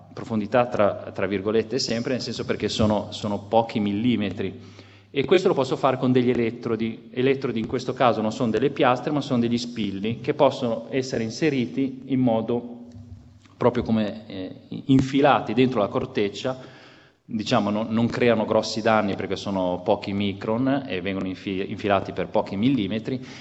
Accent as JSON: {"language": "Italian", "town": "Genoa", "region": "Liguria", "country": "Italy", "said": "Io sono genovese"}